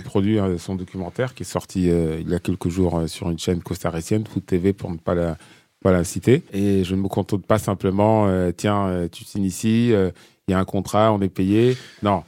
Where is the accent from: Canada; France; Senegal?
France; on est français